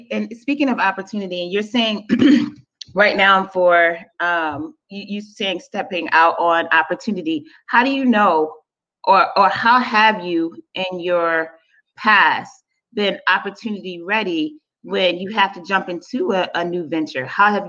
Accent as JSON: {"language": "English", "town": "Charleston", "region": "South Carolina", "country": "United States", "accent": "Geechee", "said": "we're from Charleston."}